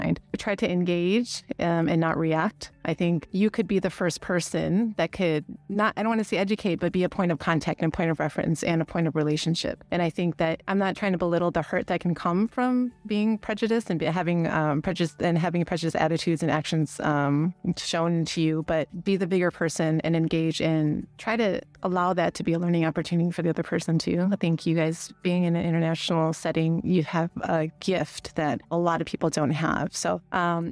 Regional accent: United States; moved away; I'm Asian American, so I grew up Asian in a very Caucasian culture.

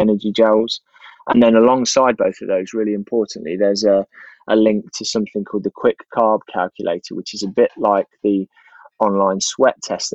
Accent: Leicester, East Midlands, United Kingdom; I grew up in Leicester

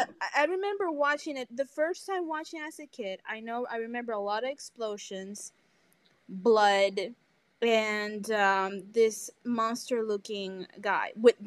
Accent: Puerto Rico; first language Spanish; English is a second language; I'm from Puerto Rico, so the way I learned English was watching a lot of movies.

